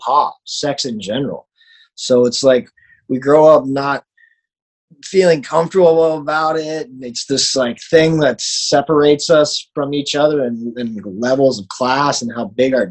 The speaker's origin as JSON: {"language": "English", "region": "Florida", "country": "United States", "tie": "born or raised there", "moved": "as an adult", "lives_now": "Los Angeles, United States", "said": "person growing up in Florida"}